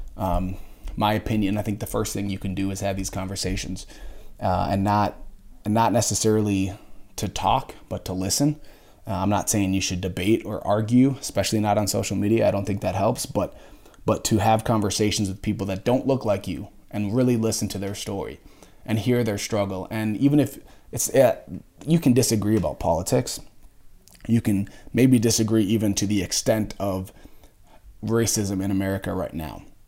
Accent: just outside Minneapolis, Minnesota, United States; I grew up just outside Minneapolis

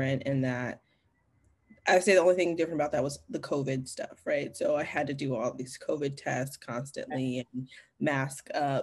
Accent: Kalamazoo, Michigan, United States; moved away as an adult; also born or lived in Montclair, New Jersey; now in Los Angeles, United States; I was born in New Jersey, Montclair, New Jersey. And then I moved, my mom got remarried and I moved to Kalamazoo, Michigan.

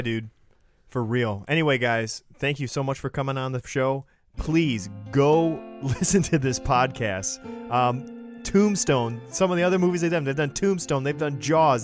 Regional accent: Lapeer, Michigan, United States; I grew up in Lapeer, which is white farm folk living in the woods

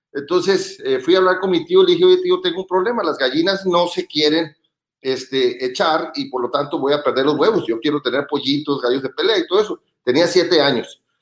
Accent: Los Mochis, Sinaloa, Mexico; Soy originario de Los Mochis, Sinaloa

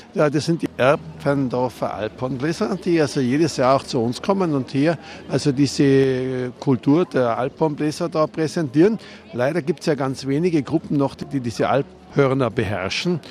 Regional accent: Rattenberg, Tyrol, Austria; bei uns in Rattenberg

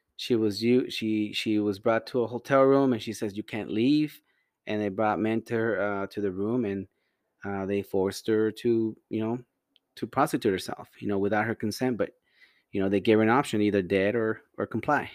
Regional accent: Las Vegas, Nevada, United States; also born or lived in Cuautla, Morelos, Mexico / California; I grew up in Vegas after, after high school.

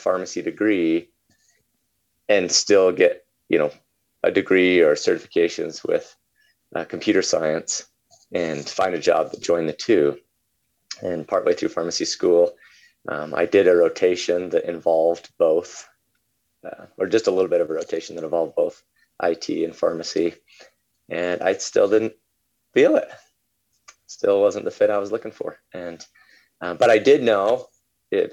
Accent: Utah, United States; moved away as an adult; I was born and raised in Utah until I was about 20 years old

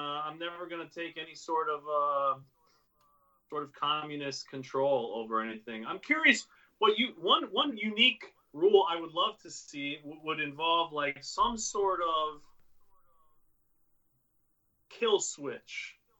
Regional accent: Jacksonville, Florida, United States; now in New York, United States; You know, we're from Jacksonville.

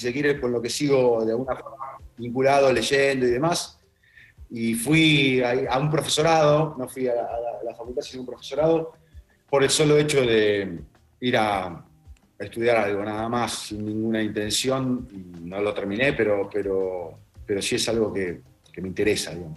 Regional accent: Ramos Mejía, Buenos Aires Province, Argentina; also born or lived in Ciudadela; yo nací en Ramos Mejía, en realidad en Capital, pero al año en Ramos Mejía, y fui toda mi primaria y secundaria en Ciudadela.

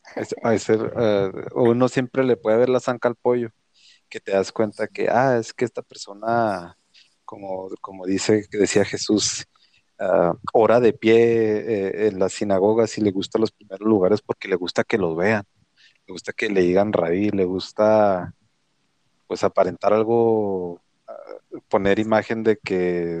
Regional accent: Mexico; lo digo como mexicano, porque soy mexicano

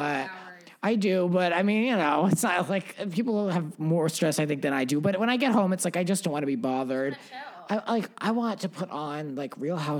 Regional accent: Rhode Island, United States; growing up in Rhode Island

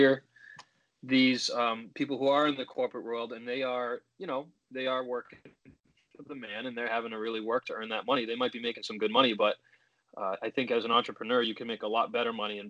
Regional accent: Oxford, Massachusetts, United States; also born or lived in Webster, Massachusetts; I grew up briefly in Webster. I lived, and then I grew up in Oxford, Mass, kind of raised in Oxford

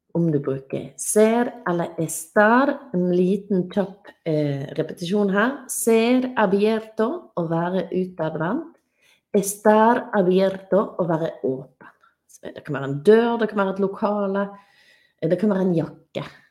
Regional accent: Norway; jeg er norsk

